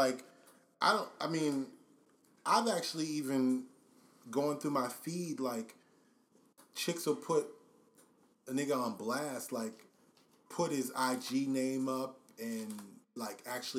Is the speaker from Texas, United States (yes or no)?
yes; Dallas, Texas, United States; now in Atlanta, United States; Yeah, I'm from Dallas. I'm a shock the world.